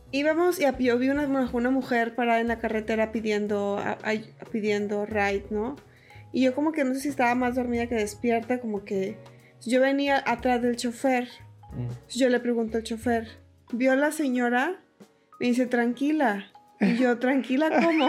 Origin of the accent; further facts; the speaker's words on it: Montemorelos, Nuevo León, Mexico; Yo soy de Montemorelos